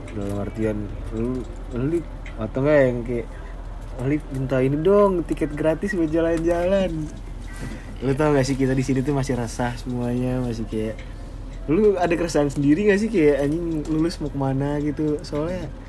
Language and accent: Indonesian; Lampung, Indonesia; gue gue orang Lampung tapi gue nggak bisa disebut orang Lampung karena orang tua gue nggak ada yang orang Lampung